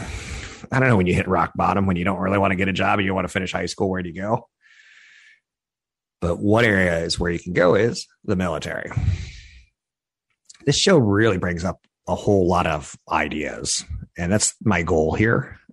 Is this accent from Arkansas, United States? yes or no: yes; Arkansas, United States; I was like, I'm from Arkansas. I can shoot like a squirrel.